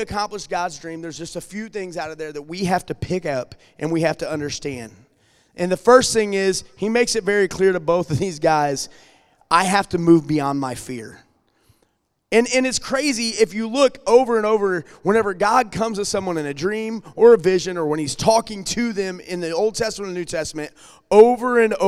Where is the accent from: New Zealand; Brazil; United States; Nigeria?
United States; Alton, Illinois; moved away as an adult; now in St. Charles County, United States; whenever we moved from Alton over to St. Charles County